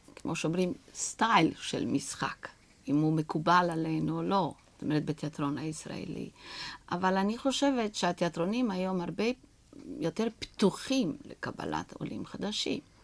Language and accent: Hebrew; Romania; Hebrew is a second language; moved away as an adult; now in Israel; שכשעזבתי את רומניה, מכיוון שאני אה, נולדתי בבית של שחקנים